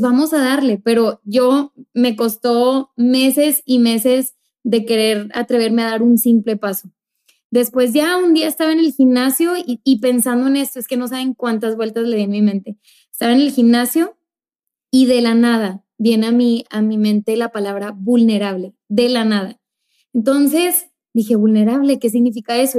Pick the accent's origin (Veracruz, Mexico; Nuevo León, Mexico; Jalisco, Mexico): Nuevo León, Mexico; Monterrey; now in El Paso, United States; yo vengo de México, de la ciudad de Monterrey, ninguno de los dos somos del paso